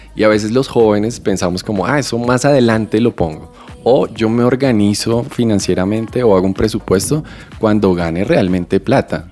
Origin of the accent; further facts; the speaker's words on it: Bogotá, Colombia; yo crecí en Usme, en un barrio llamado La Aurora